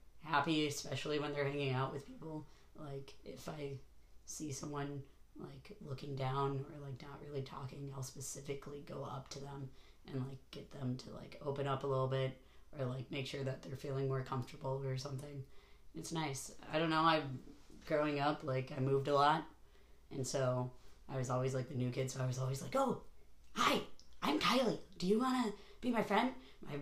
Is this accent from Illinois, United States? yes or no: yes; Chicago, Illinois, United States; moved away as an adult; also born or lived in Greenwater, Washington; I was born in Chicago. Lived there until I was like 20, 21.